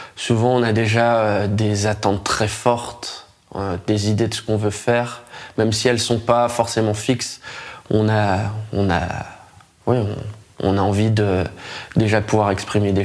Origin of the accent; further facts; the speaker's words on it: France; en tant que Français